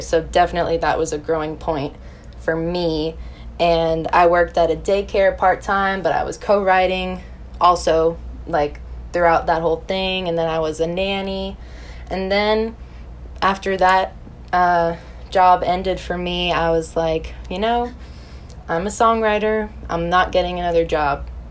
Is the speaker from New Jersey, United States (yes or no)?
yes; West Milford, New Jersey, United States; moved away as an adult; now in Nashville, United States; I'm from West Milford, New Jersey